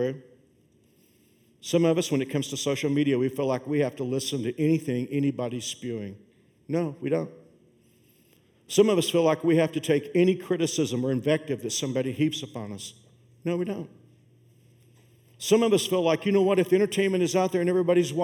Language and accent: English; Fort Worth, Texas, United States; moved away; my hometown of Fort Worth